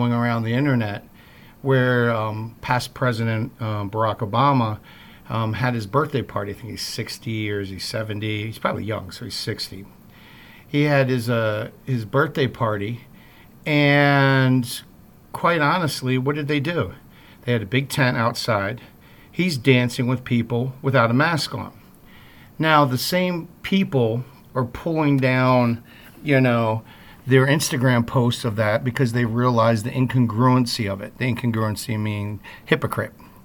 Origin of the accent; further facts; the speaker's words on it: East Coast, United States; now in Midwest, United States; that's very East Coast of me. I'm not a Midwesterner, so even though I live in the Midwest now